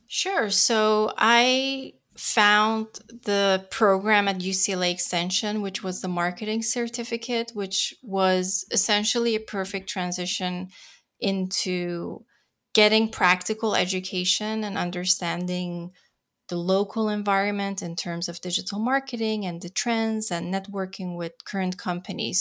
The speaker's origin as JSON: {"language": "English", "country": "Netherlands", "tie": "born or raised there", "moved": "as an adult", "lives_now": "Los Angeles, United States", "said": "I'm born and raised in the Netherlands, moved to L A to pursue my Californian dream"}